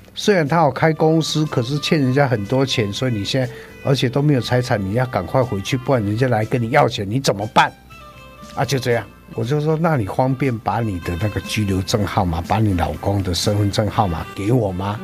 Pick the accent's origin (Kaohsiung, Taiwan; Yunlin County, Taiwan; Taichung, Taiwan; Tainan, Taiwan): Yunlin County, Taiwan; Douliu; 在很久好几代以前，就在云林的斗六这边落脚